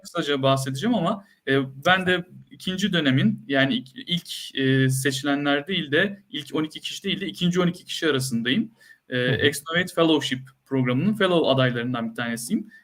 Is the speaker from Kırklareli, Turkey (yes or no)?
no; Antakya, Hatay, Turkey; moved away as an adult; also born or lived in Ankara; bin dokuz yüz seksen dört doğumluyum, Antakya doğumluyum.